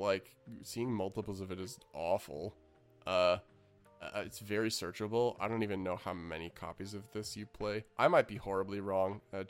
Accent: Canada; as a Canadian.

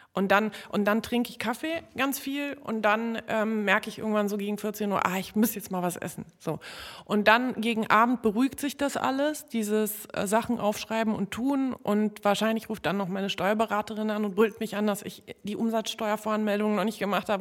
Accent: Berlin, Germany; also born or lived in Warsaw; Ich komme nun mal aus äh, Gropiusstadt und äh, als ich dort äh, aufgewachsen bin

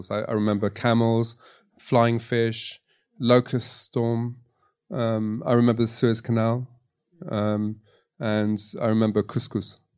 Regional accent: Tunisia; born there; I was born in Tunisia is because my family um, was split up during the war with my grandfather in Latvia

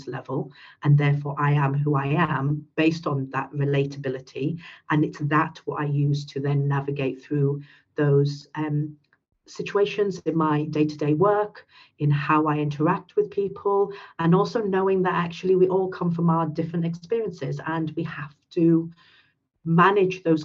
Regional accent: United Kingdom; first language English; I'm a British Pakistani

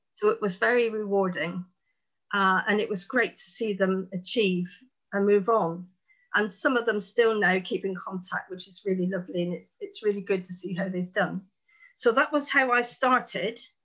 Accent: Plymouth, South West England, United Kingdom; I'm from Plymouth in Devon in the southwest, right down in the corner.

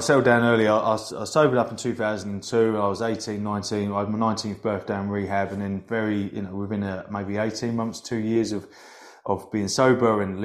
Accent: Hoddesdon, East of England, United Kingdom; my hometown of Hoddesdon in Hertfordshire, just outside of North London

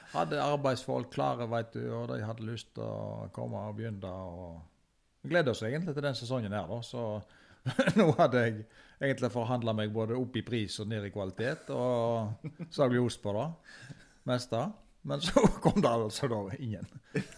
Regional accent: Fykse, Vestland, Norway; jeg som er født og oppvokst på Fykse

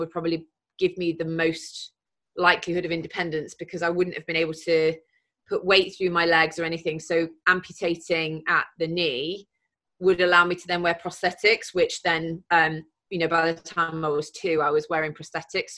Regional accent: Mansfield, East Midlands, United Kingdom; growing up in Mansfield, I mean, it was fine, you know, it was just a normal upbringing

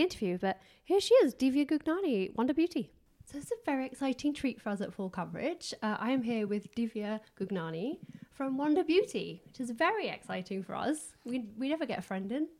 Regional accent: England, United Kingdom; I'm English

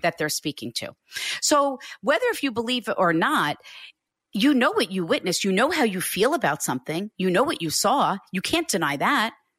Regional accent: Hicksville, New York, United States; I live right next door to where I grew up.

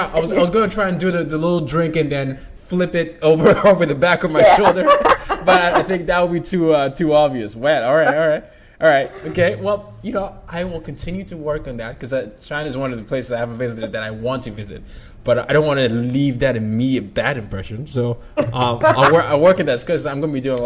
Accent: Nigeria; being Nigerian

